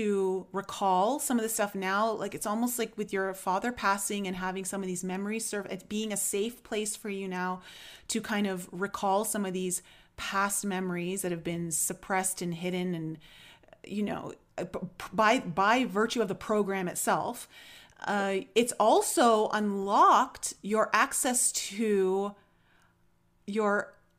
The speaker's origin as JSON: {"language": "English", "country": "Canada", "said": "as a Canadian"}